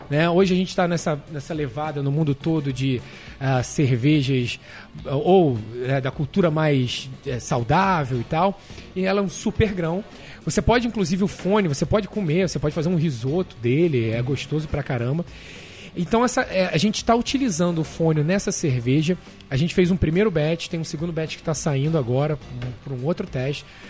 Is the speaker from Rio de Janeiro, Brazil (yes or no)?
yes; Rio de Janeiro, Brazil; moved away as an adult; now in New York, United States; Sou carioca da Tijuca